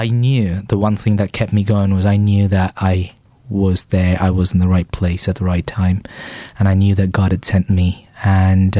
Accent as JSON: {"language": "English", "town": "Chennai", "region": "Tamil Nadu", "country": "India", "tie": "born or raised there", "moved": "as an adult", "lives_now": "England", "said": "I grew up in a place called Chennai in the southeast of India."}